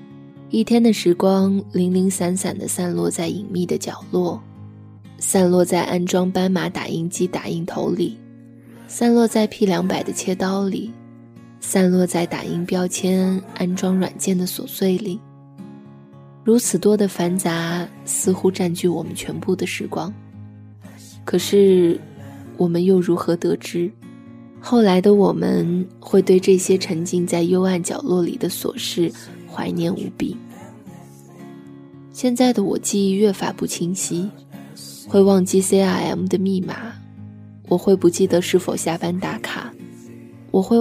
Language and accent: Chinese; Sichuan, China; accent: Sichuanese Mandarin; 直到我离开的那一天，我仍旧还是只能用我尴尬的川普交流。我说：“这是我家乡的味道，唯一一个我怎么改都改不掉的发音习惯，虽不标准。”